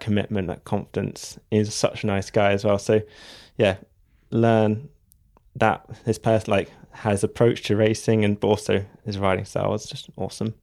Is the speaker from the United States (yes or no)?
no; Devon, South West England, United Kingdom; I'm from Devon